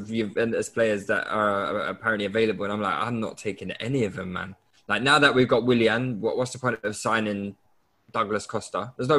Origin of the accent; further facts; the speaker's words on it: Nigeria; I'm a Nigerian.